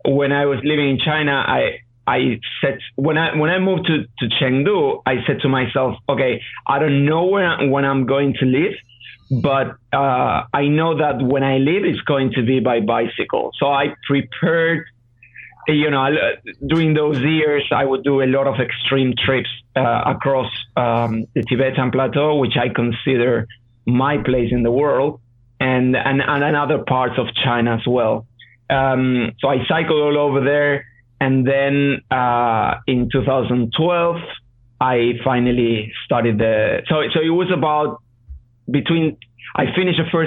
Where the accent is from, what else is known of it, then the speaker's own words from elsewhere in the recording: Argentina; moved away; I'm from Argentina, so I know the region.